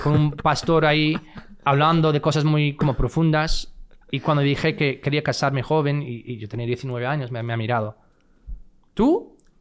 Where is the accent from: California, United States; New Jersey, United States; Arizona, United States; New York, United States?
California, United States; Fresno; Spanish is a second language; moved away as an adult; also born or lived in Los Angeles; Yo soy de California